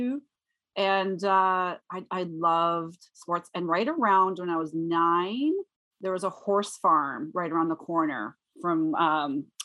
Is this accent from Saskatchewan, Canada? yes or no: no; Waterdown, Ontario, Canada; I grew up in a small town. Well, it's not so small anymore, but it was small back then, of Waterdown, Ontario, which is about an hour outside of Toronto.